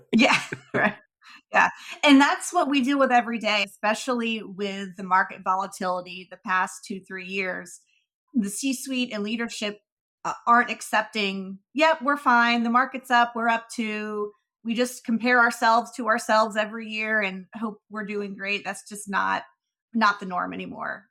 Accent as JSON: {"language": "English", "town": "Marietta", "region": "Georgia", "country": "United States", "tie": "born or raised there", "said": "I grew up in Marietta, suburb of Atlanta"}